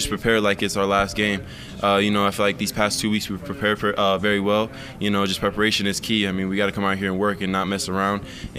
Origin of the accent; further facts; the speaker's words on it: Phoenix area, Arizona, United States; moved away as an adult; I think I like summers back home a little bit.